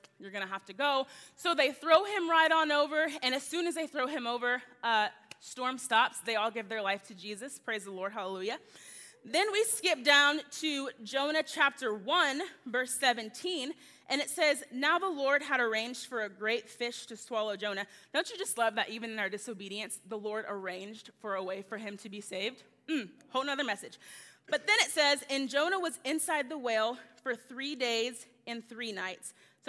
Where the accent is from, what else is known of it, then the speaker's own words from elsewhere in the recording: the South, United States; I'm from the South. I'm used to you guys talking back to me. So if I say, can I get an amen a lot, I apologize in advance.